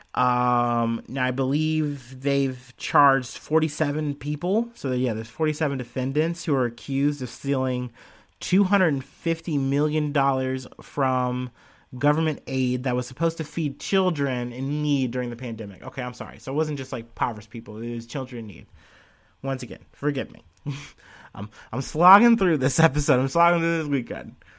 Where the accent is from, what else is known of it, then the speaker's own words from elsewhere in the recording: United States; I'm an American, I'm a person who's living and seeing the protests and stuff happening here